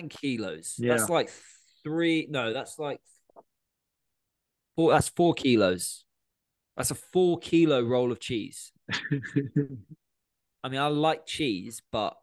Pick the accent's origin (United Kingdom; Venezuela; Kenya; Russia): United Kingdom; Somerset, South West England; I grew up in Somerset